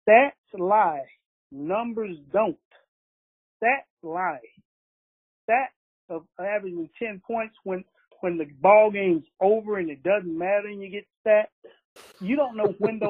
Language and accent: English; Houston, Texas, United States; I am from Houston